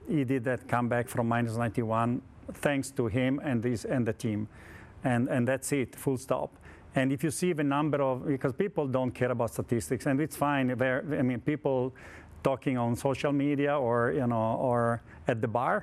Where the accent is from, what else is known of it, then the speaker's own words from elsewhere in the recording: Turin, Piedmont, Italy; English is a second language; I'm from Torino